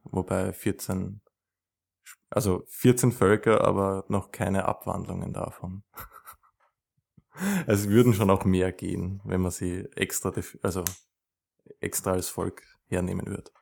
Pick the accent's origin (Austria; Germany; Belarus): Austria; Vienna; ich komme aus Wien